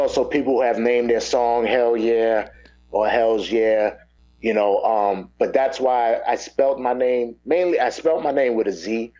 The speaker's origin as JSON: {"language": "English", "town": "New York City", "region": "New York", "country": "United States", "tie": "born or raised there", "moved": "as an adult", "lives_now": "Atlanta, United States", "said": "I'm born and raised in Brooklyn, Brooklyn, New York. I now reside in Atlanta, but I've only been here for a past year and a half, so I still have the New York influence, musically, attitude-wise, all those things."}